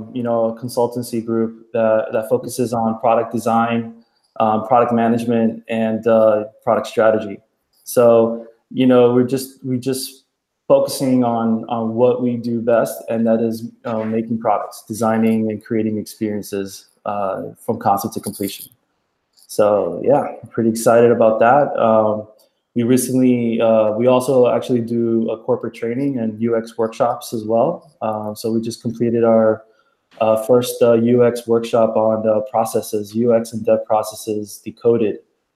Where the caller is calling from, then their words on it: Miami, Florida, United States; Right now I'm joining you from Miami, Florida.